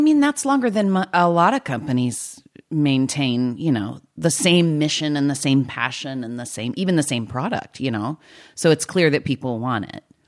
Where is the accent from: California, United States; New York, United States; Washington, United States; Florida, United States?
California, United States; I'm just a Californian